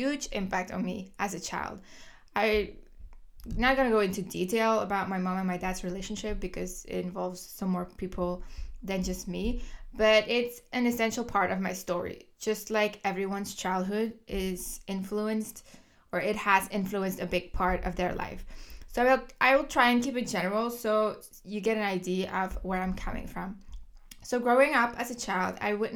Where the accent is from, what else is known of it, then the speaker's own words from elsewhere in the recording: Kortrijk, Flanders, Belgium; English is a second language; moved away; I was born in the 1990s, the year 1991 to be exact, in Kortrijk, Belgium. So if you hear an accent, that's why. I was born and raised in Belgium